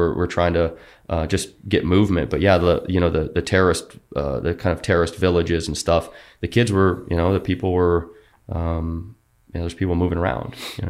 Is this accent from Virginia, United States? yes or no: no; Georgia, United States; We come from sea level. We come from Georgia